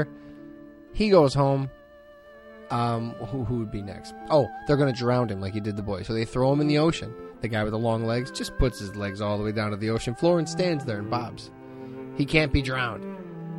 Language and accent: English; Hammond, Indiana, United States; When I was a kid, I grew up in Hessville, and I used to go to the Hanson Branch Library